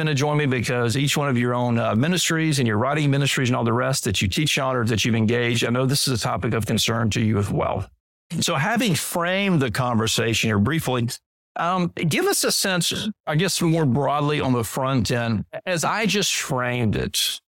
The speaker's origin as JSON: {"language": "English", "region": "Deep South", "country": "United States", "tie": "born or raised there", "said": "as a boy growing up in the Deep South, the Bible Belt culture"}